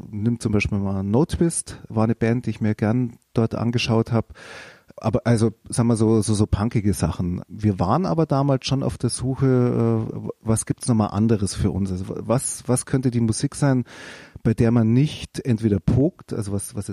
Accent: Fürth, Bavaria, Germany; born there; Nürnberg hat keine Geburtsklinik gehabt, deswegen bin ich dann in Fürth geboren worden, weil üblicherweise würden die Nürnberger in, haben die nichts mit Fürth zu tun

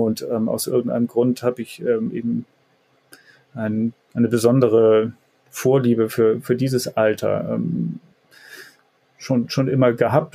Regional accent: Hamburg, Germany; aus meiner Heimat hier in dem Stadtteil Jenfeld

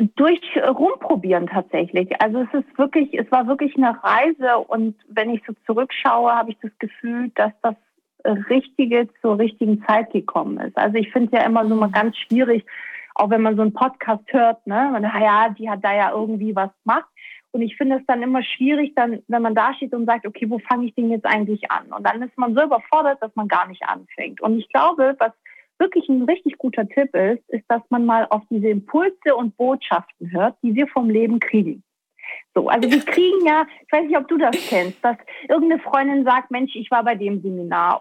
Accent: Baden-Württemberg, Germany; also born or lived in Stuttgart; Ich komme aus Baden-Württemberg oder bin da aufgewachsen

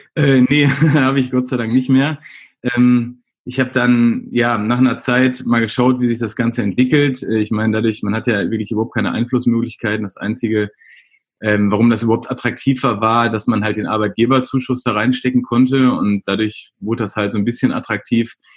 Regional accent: Essen, North Rhine-Westphalia, Germany; komme gebürtig aus Essen und wohne auch in Essen mitten im Ruhrgebiet

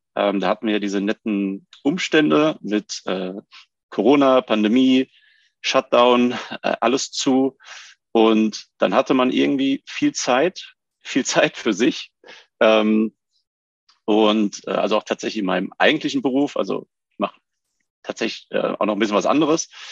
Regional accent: Rüsselsheim, Hesse, Germany; also born or lived in Bischofsheim; ursprünglich komme ich aus dem schönen Bischem, wie man sagt, aus Bischofsheim bei Rüsselsheim. Ähm, und aufgewachsen bin ich in Rüsselsheim

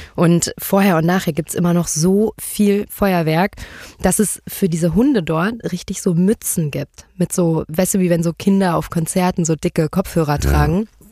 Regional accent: Marburg, Hesse, Germany; moved away; also born or lived in Berlin; Ich bin geboren in Berlin, aber ich bin aufgewachsen in Marburg

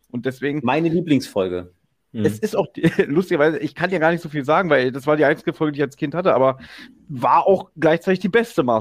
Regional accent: Berlin, Germany; aber ich bin Berliner und ich trinke auch einen Berliner.

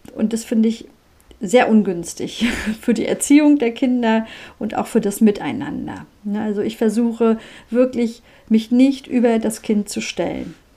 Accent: Mecklenburg-Vorpommern, Germany; bei uns in Mecklenburg-Vorpommern

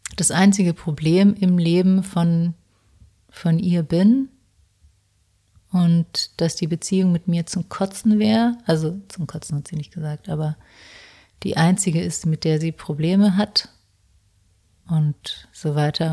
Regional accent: South Tyrol, Trentino-Alto Adige, Italy; moved away; Ich habe auch noch meinen Hauptwohnsitz nach Südtirol verschoben

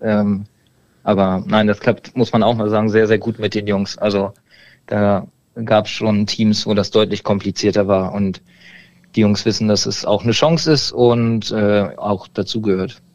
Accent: Berlin, Germany; Ich komme mehr aus Berlin, ähm, konnte da aber mit den Vereinen nichts anfangen, weil ich in Berlin selber immer gespielt habe

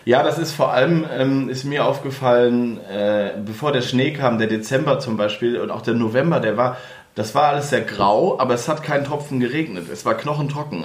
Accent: the Northwest, northwest Germany, Germany; moved away; ich komme ja aus dem Nordwesten

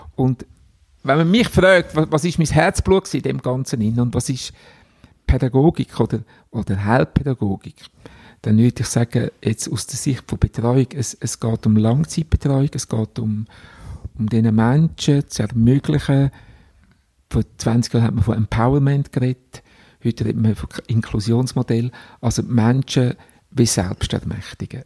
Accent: Glarnerland, Glarus, Switzerland; also born or lived in Unterägeri; wieder zurück ins Glanerland, wo ich aufgewachsen bin

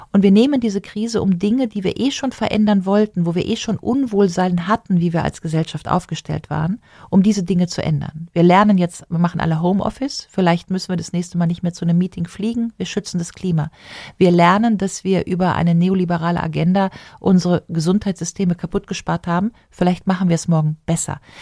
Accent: Rhineland, Germany; als Rheinländerin sagen, meine Kirmes da im Rheinland

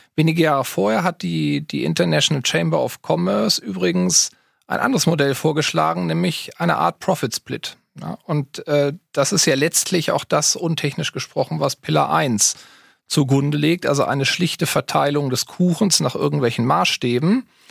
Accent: near Hannover, Lower Saxony, Germany; also born or lived in Berlin / Halle-Wittenberg; bin aber schon im Alter von zwei Jahren zwangsumgezogen nach Niedersachsen

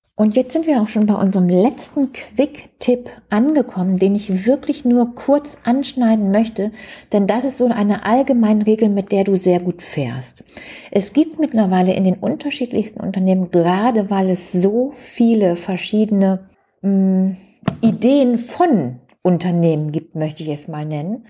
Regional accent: Germany; Bei uns in Deutschland

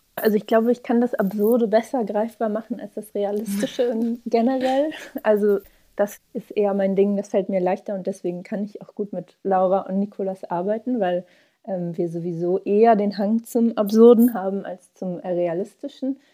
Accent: Hamburg, Germany; wir sind äh, alle in Hamburg aufgewachsen

